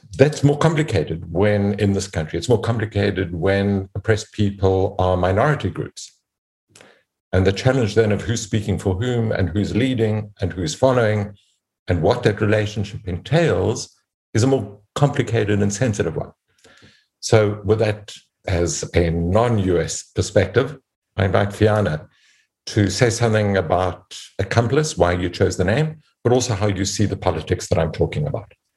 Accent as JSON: {"language": "English", "country": "South Africa", "said": "as a South African and as a mediator"}